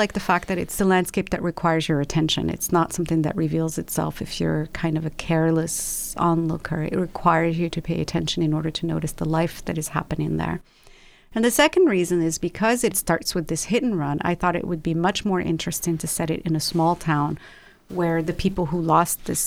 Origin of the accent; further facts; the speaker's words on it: Rabat, Rabat-Salé-Kénitra, Morocco; also born or lived in London; now in Los Angeles, United States; I was born and raised in Rabat, which is the capital of Morocco